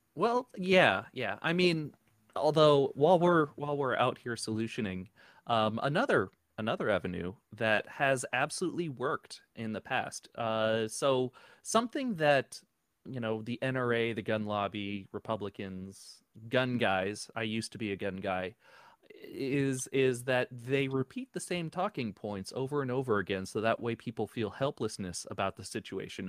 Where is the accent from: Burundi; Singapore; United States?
United States; New Jersey; now in Florida, United States; I grew up in New Jersey